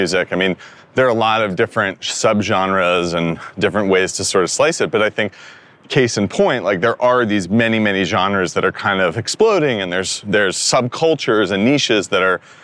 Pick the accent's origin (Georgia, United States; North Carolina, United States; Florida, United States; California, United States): California, United States; Northern; I grew up in Northern California